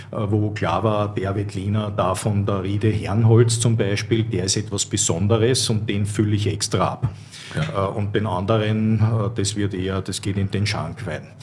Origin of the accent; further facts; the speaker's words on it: Vienna, Austria; ich als Wiener auch noch dazu, naja, die haben mich schon sehr seltsam angeschaut.